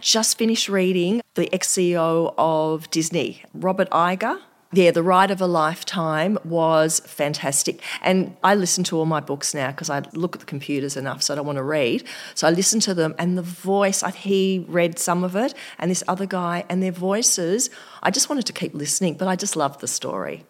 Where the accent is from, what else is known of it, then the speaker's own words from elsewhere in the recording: Australia; I'm just from Australia